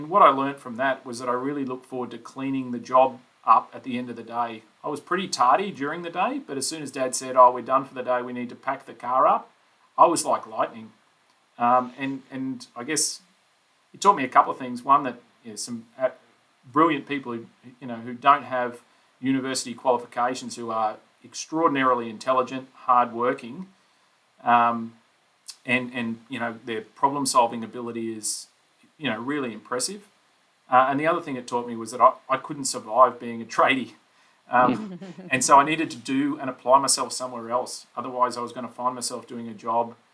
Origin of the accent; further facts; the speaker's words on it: Brisbane, Queensland, Australia; I grew up in Brisbane, on the south side of Brisbane